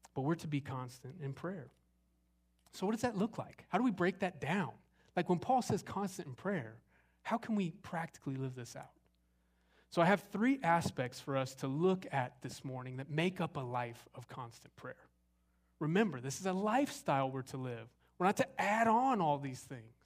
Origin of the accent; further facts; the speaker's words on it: Arizona, United States; moved away as an adult; also born or lived in Southern California; now in Longview, Texas, United States; I grew up in Arizona